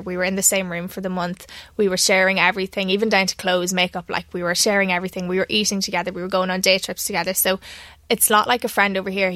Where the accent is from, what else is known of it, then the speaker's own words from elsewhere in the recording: Ireland; I'm just me from Ireland